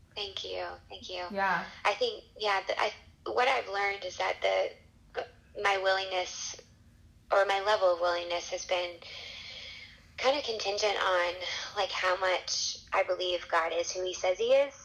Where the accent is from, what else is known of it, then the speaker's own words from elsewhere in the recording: Baltimore, Maryland, United States; moved away as an adult; also born or lived in California / Chicago / Zambia; now in Nashville, United States; Baltimore was where I grew up